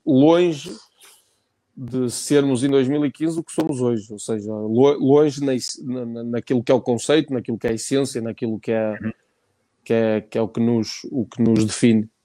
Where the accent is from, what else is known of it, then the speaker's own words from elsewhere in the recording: Barcelos, Norte, Portugal; no hospital, no hospital Barcelos, natural da freguesia de Silveiros, de, de, de Barcelos